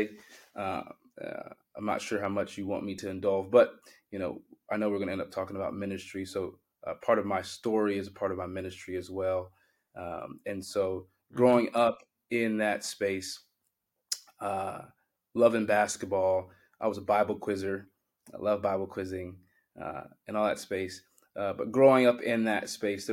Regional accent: Liberty, Missouri, United States; moved away as an adult; now in Mount Vernon, United States; it was this smaller town, now big. It's much bigger now, Liberty, Missouri

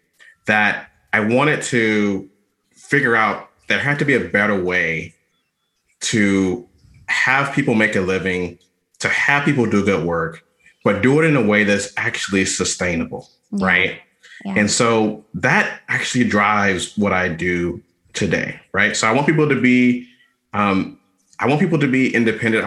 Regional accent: Atlanta, Georgia, United States; moved away as an adult; now in Washington, D.C. area, United States; I'm from Atlanta, Georgia, originally, was born and raised there, went to undergrad there, spent most of my adult life

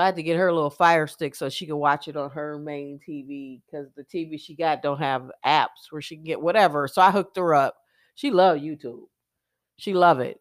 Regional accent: United States; I'm glad I live in America. I'm glad I'm American

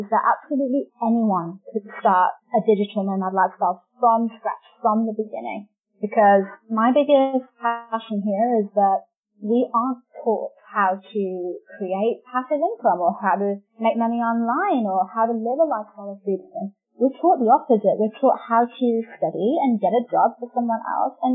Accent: England, United Kingdom; moved away as an adult; also born or lived in New Zealand; now in Argentina; I'm from England, but I've been traveling full-time for 2

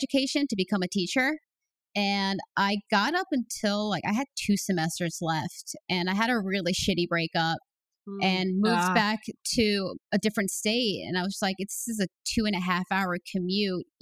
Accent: United States; I grew up in the New York, Connecticut area

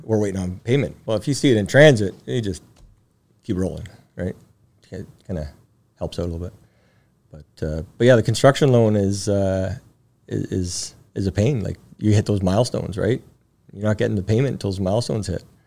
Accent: Timmins, Ontario, Canada; We grew up in Northern Ontario, Timmins.

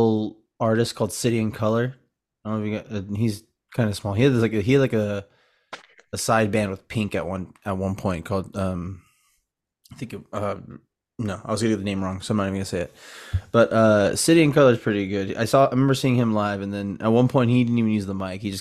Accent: West Coast, United States; I'm from the West Coast

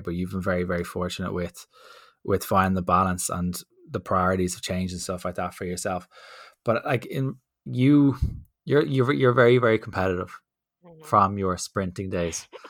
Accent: Dublin, Leinster, Ireland; accent: D4

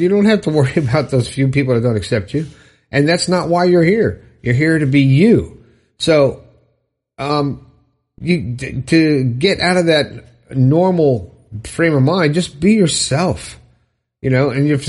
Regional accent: Romania; now in Isle of Man; I am from Romania, but I recently moved to the Isle of Man, to be close to my sisters and friends, and I'm very happy to be here.

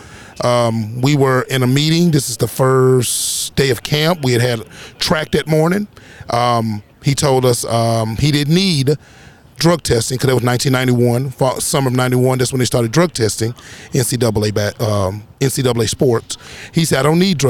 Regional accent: Nashville, Tennessee, United States; also born or lived in Waverly, Tennessee; Grew up in Nashville, Tennessee, born in Waverly, Tennessee

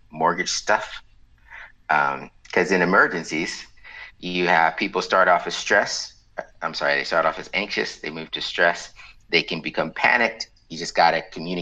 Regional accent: Waller, Texas, United States; I'm from the center of the known universe called Waller

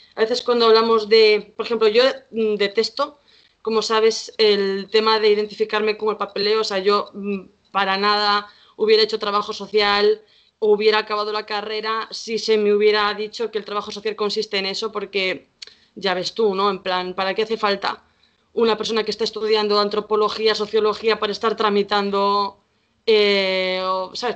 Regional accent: Vigo, Galicia, Spain; soy aquí de Vigo

